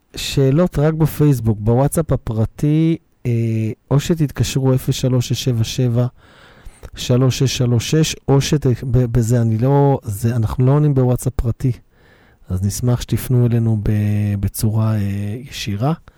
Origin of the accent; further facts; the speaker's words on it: Bnei Brak, Tel Aviv District, Israel; גדלתי בבני ברק